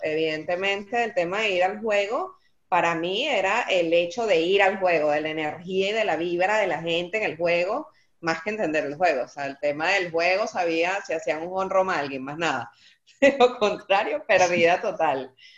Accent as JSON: {"language": "Spanish", "town": "Maracay", "region": "Aragua", "country": "Venezuela", "tie": "born or raised there", "also_born_or_lived": "Caracas", "moved": "yes", "said": "Y yo nací en Caracas, pero me crié en Maracay"}